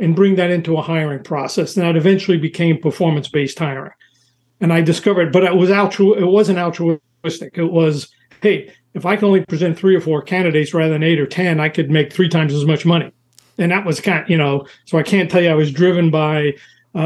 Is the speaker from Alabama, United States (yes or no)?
no; New York City, New York, United States; moved away as an adult; also born or lived in Southern California; I was from New York City